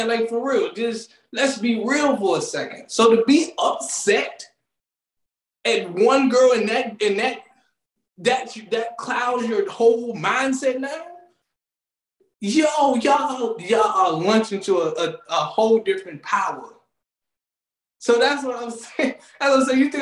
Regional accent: PG County, Maryland, United States; I always gotta show my hometown love. They do not call PG Pretty Girl County for nothing

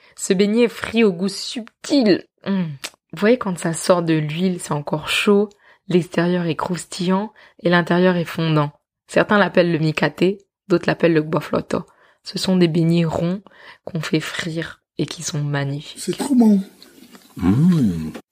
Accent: Benin; je suis béninois

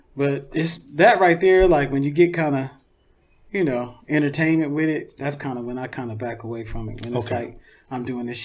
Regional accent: Louisiana, United States; born there; Like I told you, I was born in Louisiana.

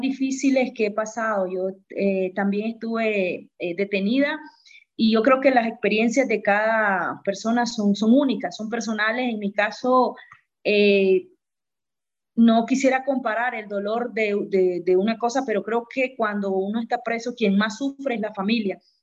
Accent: Nicaragua; moved away as an adult; no es porque me vine porque quería estar fuera de Nicaragua, al contrario, quisiera regresar lo más pronto posible

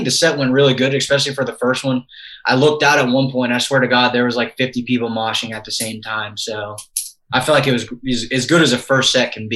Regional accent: Mobile, Alabama, United States; also born or lived in Nashville, Tennessee; now in Pensacola, United States; I grew up in Mobile, Alabama. And I live about an hour away from there now in Pensacola, Florida

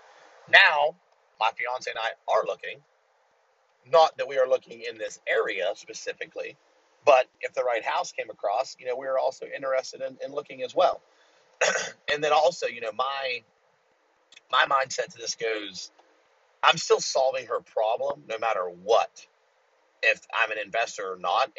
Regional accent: United States; I'm American

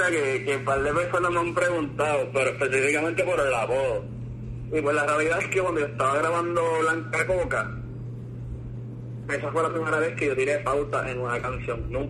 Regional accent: Ponce, Puerto Rico; yo soy un, rapero de Ponce, tengo 22 años.

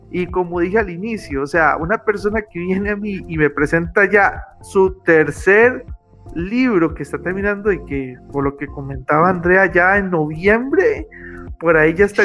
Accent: Costa Rica; de sentir que en mi pueblo, Costa Rica, realmente valoren un poco más la literatura.

